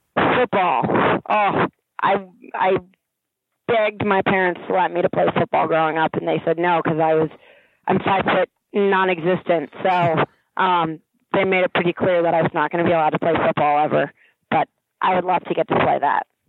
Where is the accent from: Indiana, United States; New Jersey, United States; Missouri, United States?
New Jersey, United States; Princeton; I grew up in Princeton, New Jersey